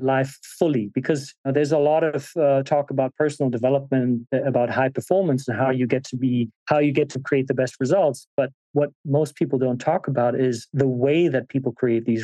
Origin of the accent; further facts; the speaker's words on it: Germany; being born and raised in Germany